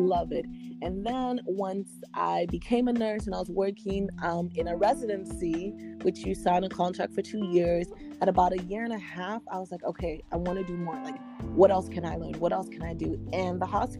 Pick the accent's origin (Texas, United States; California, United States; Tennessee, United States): Texas, United States; also born or lived in Nigeria; I'm a Nigerian born, Texas raised